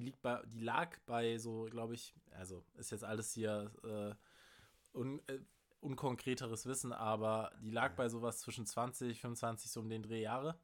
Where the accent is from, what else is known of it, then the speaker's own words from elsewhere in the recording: Germany; als Deutscher